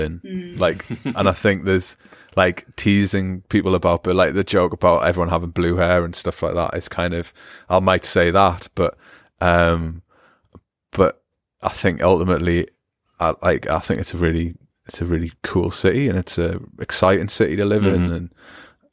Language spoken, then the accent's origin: English; United Kingdom; also born or lived in Bavaria; now in Germany; as British people